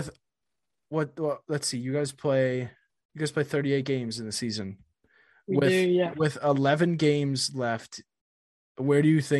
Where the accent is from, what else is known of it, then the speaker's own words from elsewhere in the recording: Wisconsin, United States; I'm from Wisconsin.